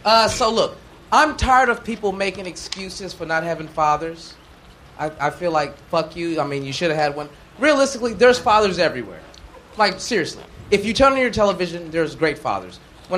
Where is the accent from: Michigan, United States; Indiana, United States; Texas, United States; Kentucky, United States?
Texas, United States; I'm from Texas.